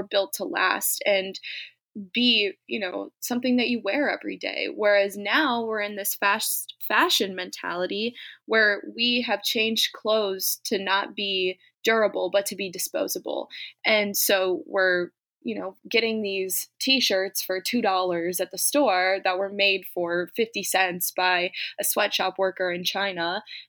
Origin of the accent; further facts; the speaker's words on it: Germany; I grew up in Germany. So I did grow up an expat. I lived in the community in Germany.